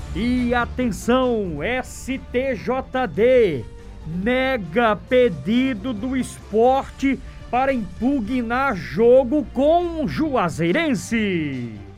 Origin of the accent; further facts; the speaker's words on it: Paraíba, Brazil; o futebol da minha terra, o futebol da Paraíba